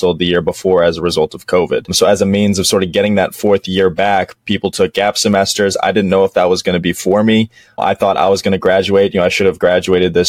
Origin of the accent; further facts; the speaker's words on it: Dallas, Texas, United States; also born or lived in Western Massachusetts; I'm actually from Dallas, Texas, grew up here my entire life